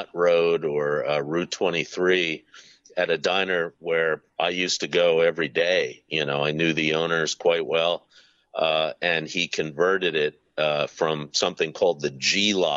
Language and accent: English; Norristown, Pennsylvania, United States; did most of my living in Norristown